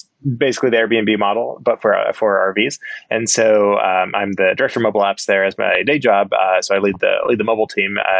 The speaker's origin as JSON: {"language": "English", "town": "El Dorado Springs", "region": "Missouri", "country": "United States", "tie": "born or raised there", "said": "I'm from a real small town, El Dorado Springs, Missouri, which is about an hour and a half south of Kansas City. It's on the, southwestern corner of Missouri"}